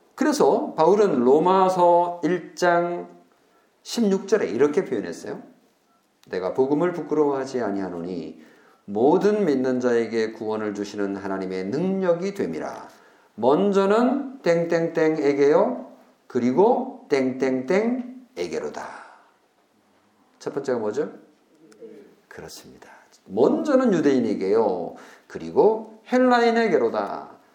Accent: South Korea; 우리가 한국인으로서요

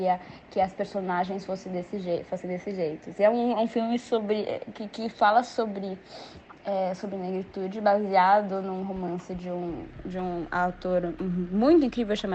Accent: Brazil; eu sou mulher, eu sou brasileira, eu sou uma mulher negra de pele clara, eu sou filha de é, um pai negro de uma mãe branca. Eu sou da elite brasileira

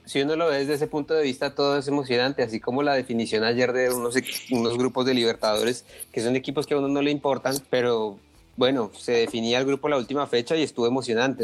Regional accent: Colombia; como colombiano y aficionado al fútbol

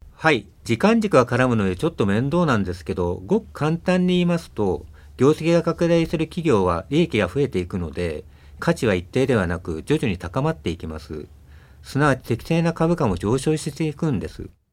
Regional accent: Tokyo, Japan; also born or lived in Shirakawa, Fukushima; 私は東京生まれなんですけど元は福島県の白河市です

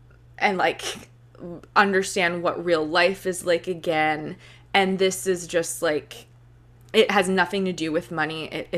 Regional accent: Cayman Islands; Like, I'm going to like get back to the basics and like show people around my hometown, the Cayman Islands.

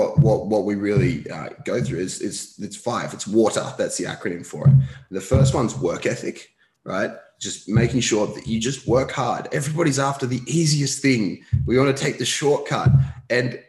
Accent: Newcastle, New South Wales, Australia; also born or lived in Sydney; I grew up in Newcastle, so we moved back to Newcastle for a bit

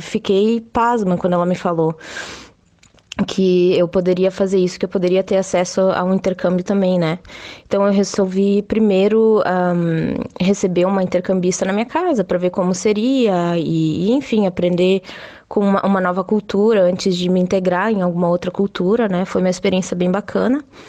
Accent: Salvador do Sul, Rio Grande do Sul, Brazil; moved away as an adult; now in Berlin, Germany; eu sou brasileira do Rio Grande do Sul, uma cidade bem pequena chamada Salvador do Sul, que fica na, na Serra Gaúcha

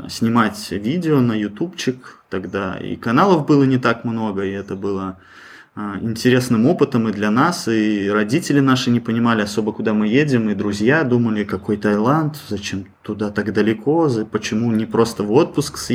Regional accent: Belarus; Ну, мы сами из Беларуси.

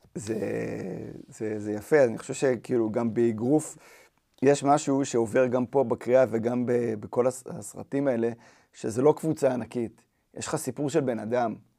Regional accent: Even Yehuda, Central District, Israel; אני גדלתי באבן יהודה

